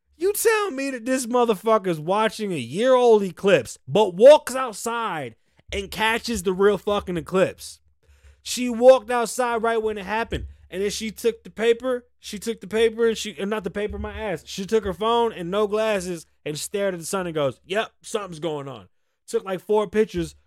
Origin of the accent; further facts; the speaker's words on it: United States; We're American.